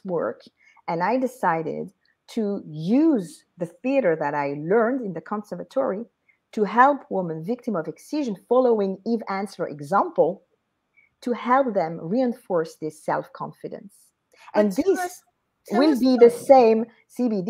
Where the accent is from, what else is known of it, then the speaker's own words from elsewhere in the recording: France; accent: French; English is a second language; being French, I will not remove my French accent